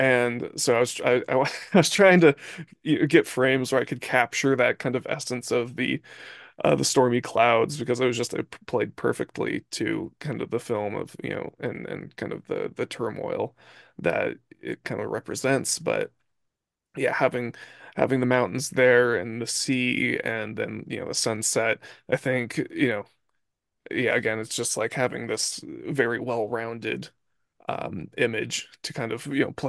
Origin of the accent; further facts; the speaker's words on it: Santa Barbara, California, United States; Yep, born and raised.